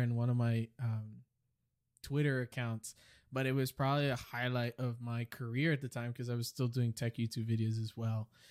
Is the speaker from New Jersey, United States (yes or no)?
no; New York City, New York, United States; moved away; I was raised in New York City all my life